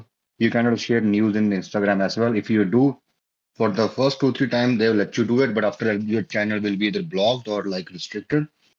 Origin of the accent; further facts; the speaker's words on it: India; now in Calgary, Canada; I'm from India